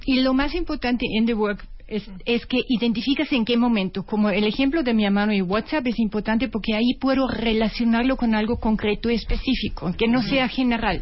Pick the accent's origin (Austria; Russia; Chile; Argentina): Austria; Spanish is a second language; moved away; perdón mi acento porque soy de origen austriaca